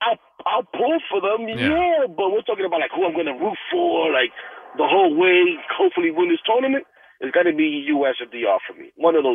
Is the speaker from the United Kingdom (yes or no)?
no; New York City, New York, United States; I'm Dominican, but you know, truth be told, I'm born and raised here